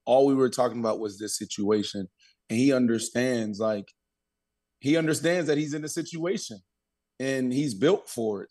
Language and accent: English; Pittsburgh, Pennsylvania, United States; moved away; also born or lived in Brooklyn; I'm from Pittsburgh